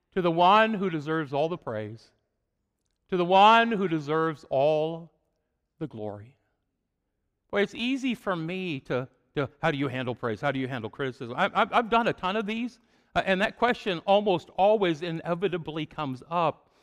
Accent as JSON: {"language": "English", "town": "Fort Madison", "region": "Iowa", "country": "United States", "tie": "born or raised there", "also_born_or_lived": "Chicago area", "moved": "as an adult", "said": "I grew up in Fort Madison, Iowa. It was a small town"}